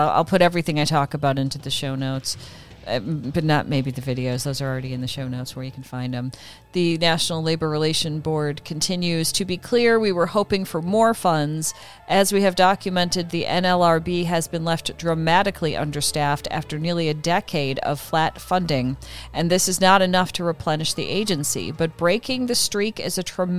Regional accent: Midwest, United States; now in California, United States; Sean and I grew up in the Midwest

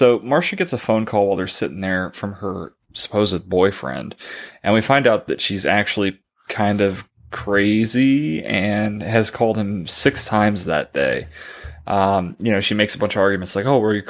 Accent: United States; as an American, raised here, lived here my whole life

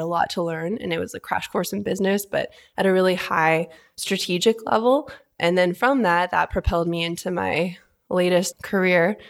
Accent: Vancouver, British Columbia, Canada; moved away as an adult; also born or lived in Toronto; now in Calgary, Canada; born and raised in Vancouver, up in Canada

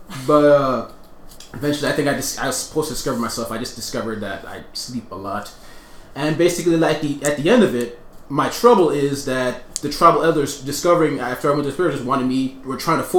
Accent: New York City, New York, United States; my parents are from Australia, but I grew up in New York City

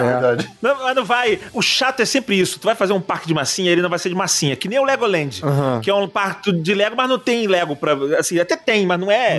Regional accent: Rio de Janeiro, Brazil; Eu sou do Rio de Janeiro, eu tive a Terra Encantada aqui

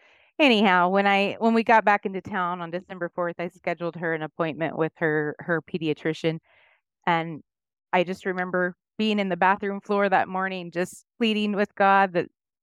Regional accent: Chickasha, Oklahoma, United States; now in Cedar Park, Texas, United States; I was born in Chickasha.

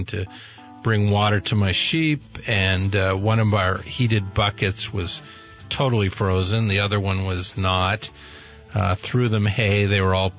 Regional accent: Burlington, Vermont, United States; We're both Mary Fletcher Hospital kids.

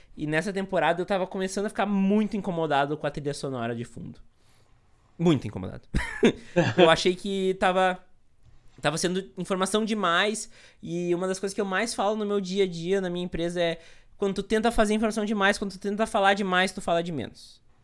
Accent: Montenegro, Rio Grande do Sul, Brazil; eu sou aqui de Montenegro, no Rio Grande do Sul

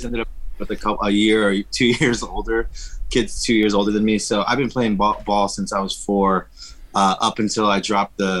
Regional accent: Los Angeles, California, United States; I'm Mexican American, mm-hmm. so I was raised in East Los Angeles

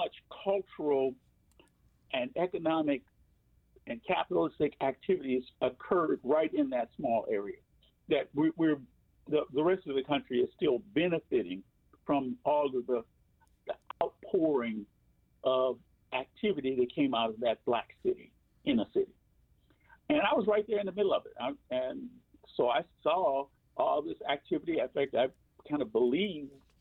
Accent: Chicago, Illinois, United States; I was born on the south side of Chicago

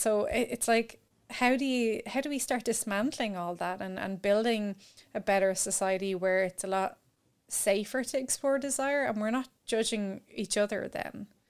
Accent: Ireland; growing up in Ireland

